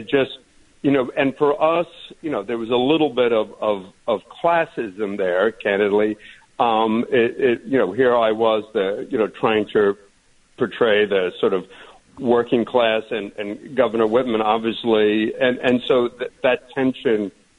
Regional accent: Ireland; But, you know, sort of being Irish, I had sunscreen in my eyes.

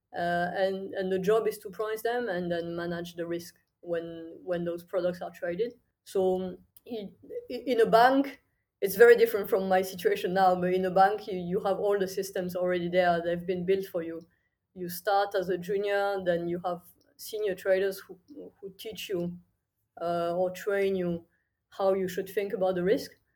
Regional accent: countryside near Toulouse, Occitania, France; moved away as an adult; also born or lived in Paris / London / Singapore; I'm from France originally. I grew up in the countryside, really small village in the south near, near Toulouse

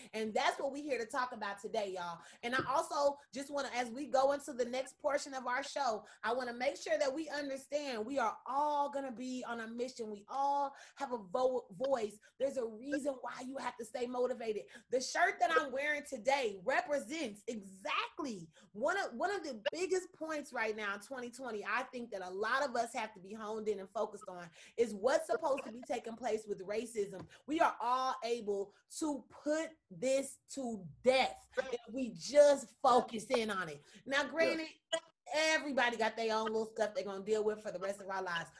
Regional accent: Kansas City, United States; from KC

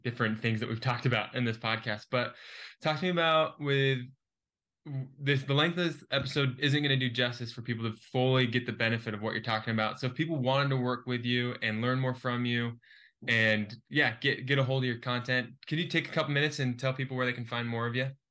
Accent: Keller, Texas, United States; I'm from a city called Keller

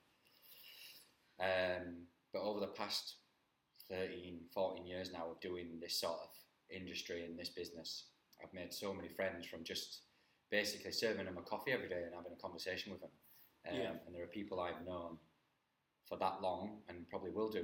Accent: Halifax, Yorkshire and the Humber, United Kingdom; moved away as an adult; also born or lived in Spain / Gibraltar / Australia / Wales; I'm born and bred in Halifax.

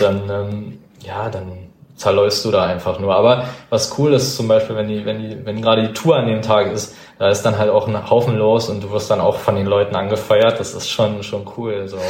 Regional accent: Berlin, Germany; das ist nun mal meine Heimat

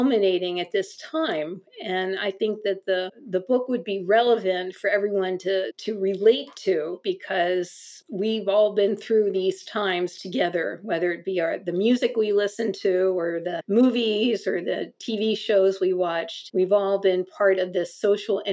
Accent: United States; growing up in America

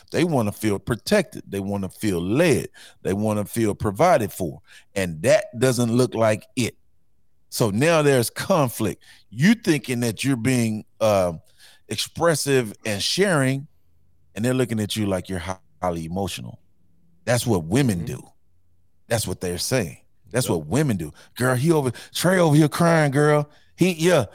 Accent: Houston, Texas, United States; I grew up in Fifth Ward

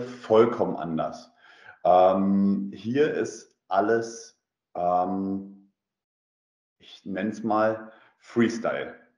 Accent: Germany; moved away as an adult; now in Russia; bei uns in Deutschland

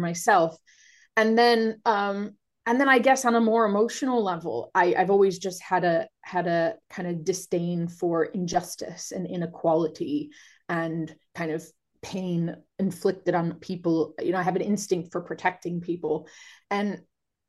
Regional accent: Cleveland, Ohio, United States; moved away as an adult; now in United Kingdom; I'm originally from Cleveland, Ohio, so American

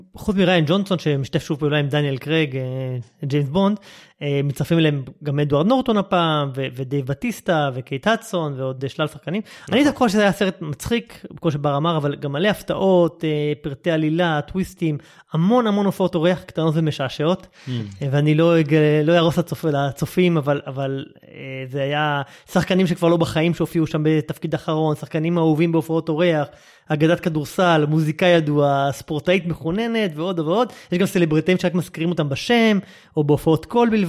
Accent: Israel; אנחנו בתור ישראלים

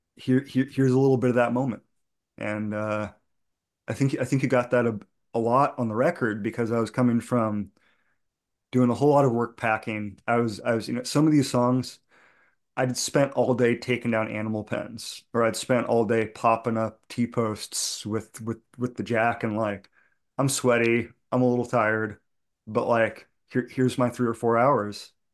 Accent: outside Boston, Massachusetts, United States; I grew up outside Boston playing punk rock

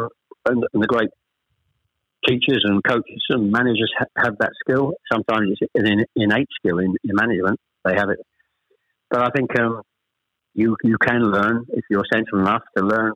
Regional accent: Chelmsford, East of England, United Kingdom; also born or lived in Ashton-under-Lyne; I was born in Ashton-under-Lyne. We actually moved south to Chelmsford when I was... Probably I was the eldest of three when I was probably about seven or eight

